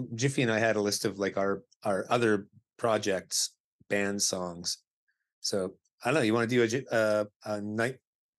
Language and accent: English; Abbotsford, British Columbia, Canada; my pals that I grew up with in Abbotsford